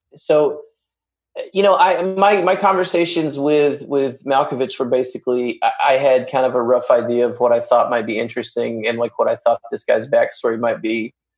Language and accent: English; Arkansas, United States; I'm from Arkansas